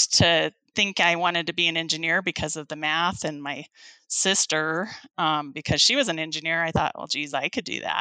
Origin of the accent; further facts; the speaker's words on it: Pueblo, Colorado, United States; in Pueblo, I kind of grew up just kind of a small town